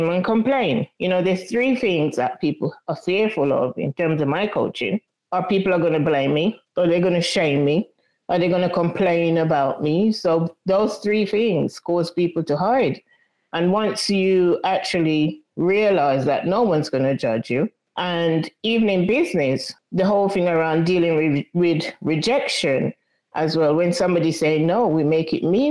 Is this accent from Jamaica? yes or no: yes; Jamaica; I was brought up in Jamaica in a very tight-knit community